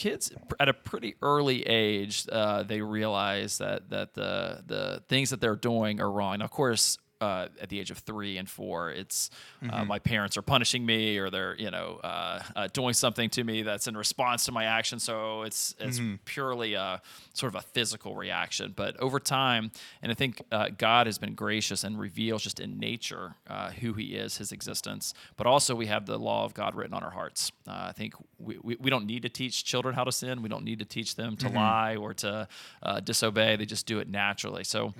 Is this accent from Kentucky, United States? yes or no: yes; Ashland, Kentucky, United States; So I was raised in a Christian home. I grew up in Eastern Kentucky in Ashland, blessed to have two parents